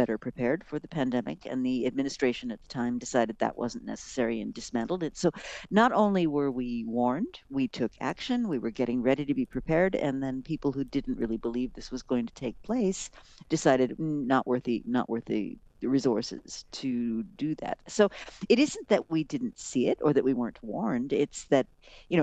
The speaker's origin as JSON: {"language": "English", "town": "Rochester", "region": "New York", "country": "United States", "tie": "born or raised there", "said": "I grew up in Rochester and my dad worked for Kodak"}